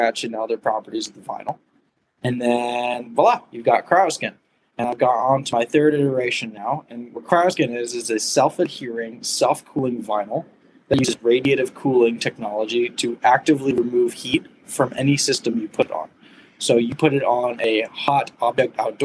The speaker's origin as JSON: {"language": "English", "region": "California", "country": "United States", "also_born_or_lived": "Arizona", "moved": "as an adult", "said": "I'm originally from California where the weather is somewhat more amenable"}